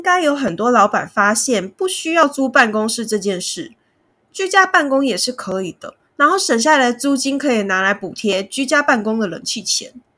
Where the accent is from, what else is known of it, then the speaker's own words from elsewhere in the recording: Kaohsiung, Taiwan; now in Taipei, Taiwan; 我们的仓库设置在高雄，就是我的家乡